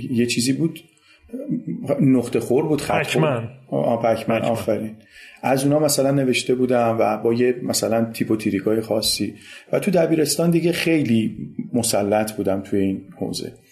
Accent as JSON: {"language": "Persian", "town": "Tehran", "region": "Tehran Province", "country": "Iran", "tie": "born there", "said": "یعنی من متولد مرداد 57 م 14 مرداد 57 و متولد تهرانم ساکن تهرانم"}